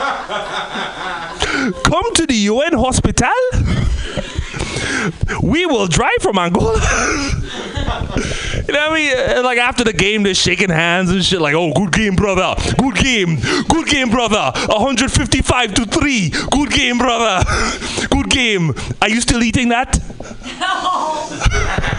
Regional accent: Trinidad & Tobago; moved away; also born or lived in Bay Area / Oakland; I came from the Caribbean. By from the Caribbean, Trinidad and Tobago

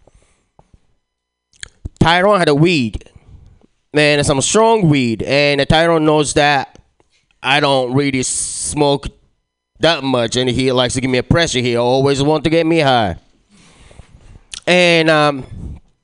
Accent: Japan; moved away; I was born and raised in Japan

